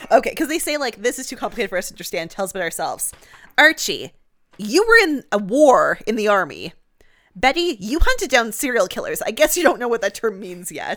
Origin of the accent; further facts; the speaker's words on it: Canada; I'm a Canadian